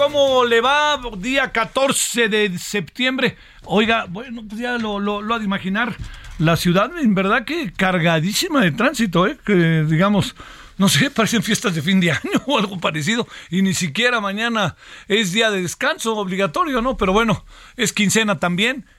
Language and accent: Spanish; Mexico